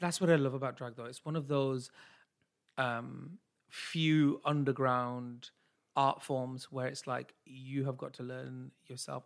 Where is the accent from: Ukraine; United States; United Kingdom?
United Kingdom; I'm British Asian